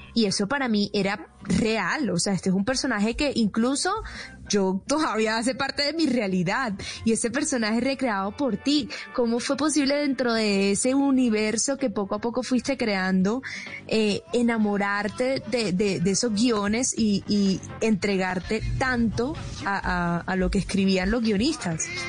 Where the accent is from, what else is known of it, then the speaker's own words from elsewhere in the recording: Barranquilla, Atlántico, Colombia; accent: Caribbean; now in Bogotá, Colombia; de Barranquilla, que también me acogió Bogotá hace 10 años